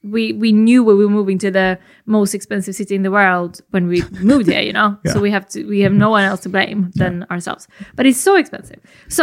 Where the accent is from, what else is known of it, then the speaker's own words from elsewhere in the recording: Sweden; moved away as an adult; now in London, United Kingdom; my Swedish upbringing